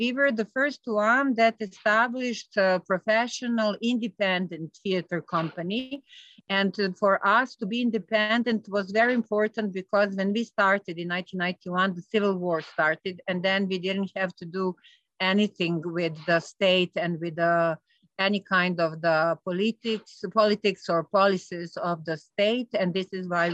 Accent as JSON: {"language": "English", "town": "Belgrade", "country": "Serbia", "said": "So I'm coming from Belgrade. This is the capital of Serbia"}